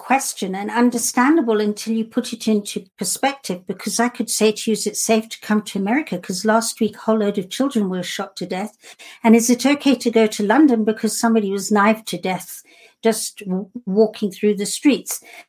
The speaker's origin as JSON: {"language": "English", "country": "Kenya", "tie": "born or raised there", "also_born_or_lived": "United Kingdom", "said": "Well, my funny accent, people think I'm from UK. And although my parents were, I actually grew up in Kenya in East Africa."}